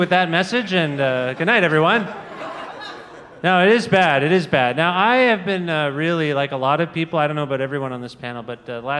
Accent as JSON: {"language": "English", "country": "Canada", "said": "as a Canadian"}